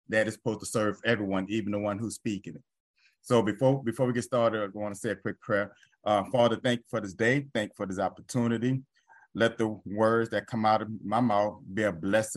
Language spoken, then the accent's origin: English; New Orleans, Louisiana, United States; moved away; in my home state, in my home city